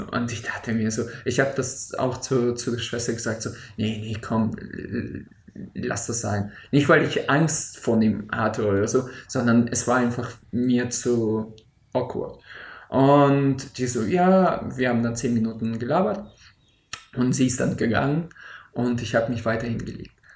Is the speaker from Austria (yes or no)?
no; Siberia, Russia; moved away; aus dem tiefsten Sibirien äh, äh, äh auf jeden Fall ein paar Fotos zu schicken, da wo ich geboren bin